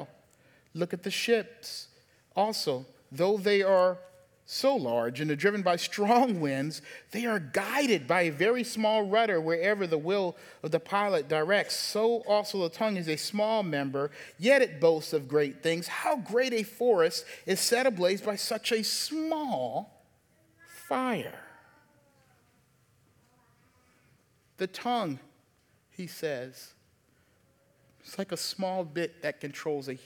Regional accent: the South, United States; moved away; also born or lived in Baltimore; I'm from the South.

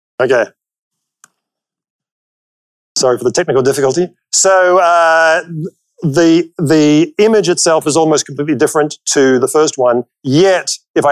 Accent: New Zealand; moved away; I'm originally from New Zealand

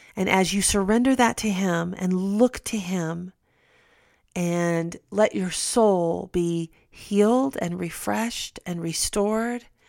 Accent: United States

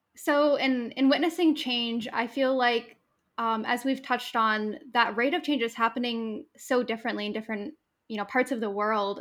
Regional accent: New England, United States; now in Maine, United States; growing up in New England

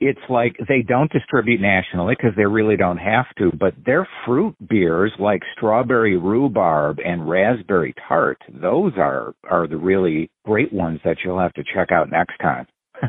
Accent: Wisconsin, United States; my home state of Wisconsin.

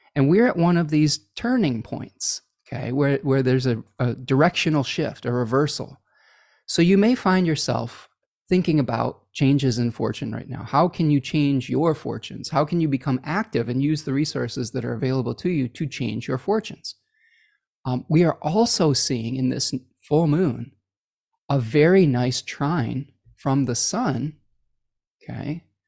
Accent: Oak Park, Illinois, United States; I was born in Oak Park, Illinois

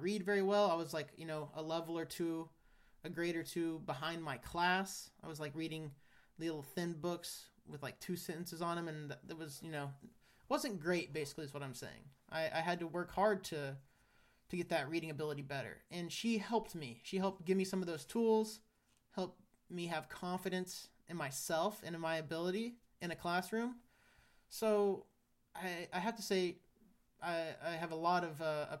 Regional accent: Great Bend, Kansas, United States; moved away; I was happy to grow up in Kansas

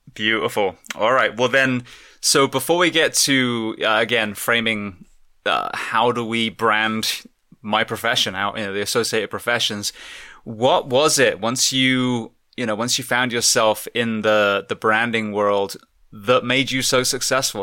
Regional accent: England, United Kingdom; moved away; I'm from England

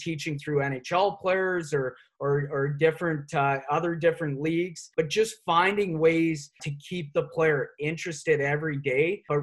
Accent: Nelson, British Columbia, Canada; I'm from the Kootenays, from Nelson

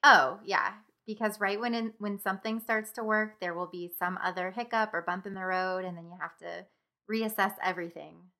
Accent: Springfield, United States; Springfield is my hometown

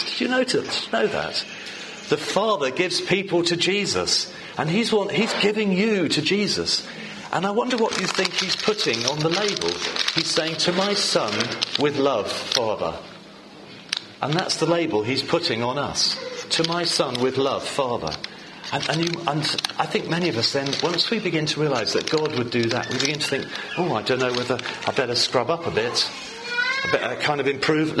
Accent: England, United Kingdom; I'm English

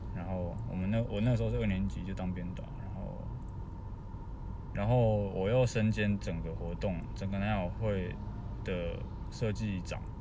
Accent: Tainan, Taiwan; moved away as an adult; also born or lived in Taipei; 因为我是台南人嘛

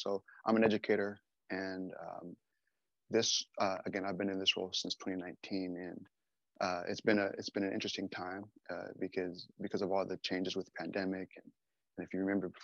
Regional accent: Southern California, United States; I'm also from Southern California

